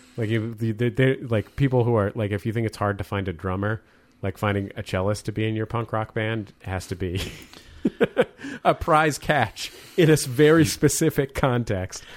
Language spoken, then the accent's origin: English; San Francisco, California, United States; now in Los Angeles, United States; I'm from San Francisco.